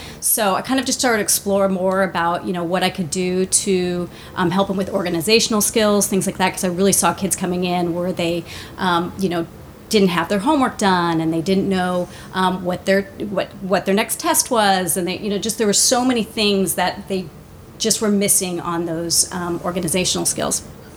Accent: La Jolla, California, United States; I'm from La Jolla. I grew up in La Jolla

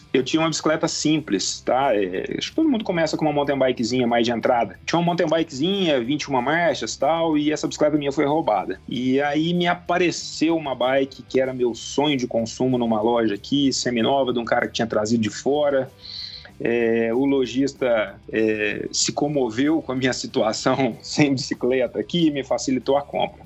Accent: Poços de Caldas, Minas Gerais, Brazil; eu sou mineiro de Posto de Caldas, aqui divisa com o estado de São Paulo

